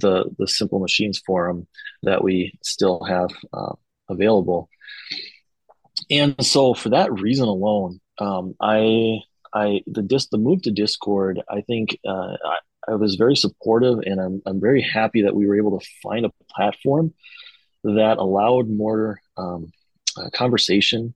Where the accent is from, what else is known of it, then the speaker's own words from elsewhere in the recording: Minnesota, United States; if we're from Minnesota